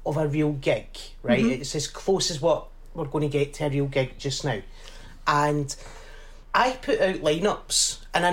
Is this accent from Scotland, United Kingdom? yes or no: yes; Glasgow, Scotland, United Kingdom; I grew up in the East End of Glasgow.